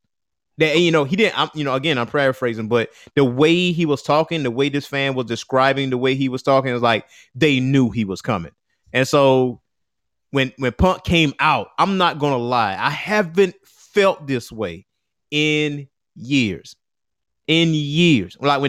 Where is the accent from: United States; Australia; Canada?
United States; Chicago, Illinois; I'm from Chicago. I'm Chicago's own, you know?